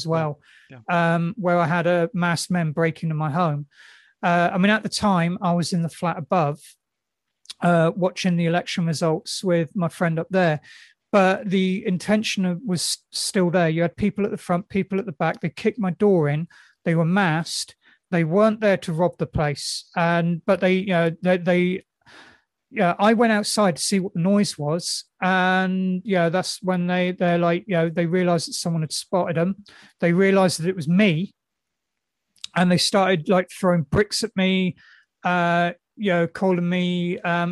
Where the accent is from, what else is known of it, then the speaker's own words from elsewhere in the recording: United Kingdom; I'm not proud of being British